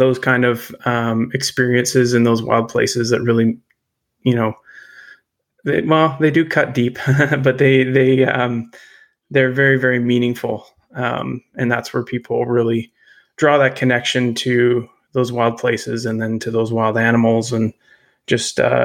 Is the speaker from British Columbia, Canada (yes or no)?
yes; Terrace, British Columbia, Canada; also born or lived in Lower Mainland, British Columbia; now in Nanaimo, Canada; I was born in Northern BC, born and raised in Terrace